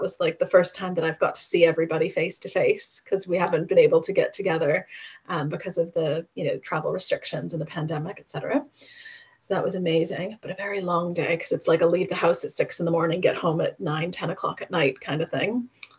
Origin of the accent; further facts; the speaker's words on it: United States; American, although I'll be back in the US in August for 2 weeks. And then if you'd interviewed me then my accent would have been much broader then.